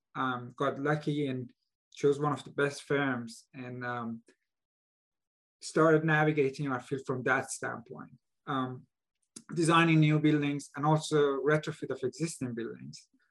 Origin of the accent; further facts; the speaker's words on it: Iran; moved away as an adult; also born or lived in Buffalo, United States; now in Bay Area, United States; I was born and raised in Iran uh, where there are major earthquakes